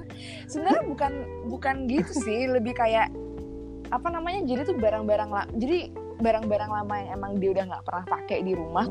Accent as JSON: {"language": "Indonesian", "country": "Indonesia", "moved": "as an adult", "lives_now": "France", "said": "gue balik ke Indonesia"}